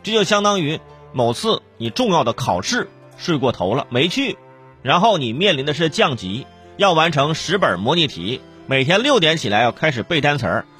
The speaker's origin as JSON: {"language": "Chinese", "country": "China", "said": "我们一直说我们的乒乓球很厉害，好像我们中国人只要啊左右颠颠啊。"}